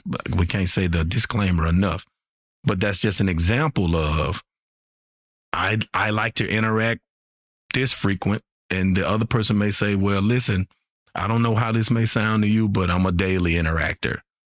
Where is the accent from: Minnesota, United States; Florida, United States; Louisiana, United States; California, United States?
Louisiana, United States; Shreveport; I'm from Shreveport, Louisiana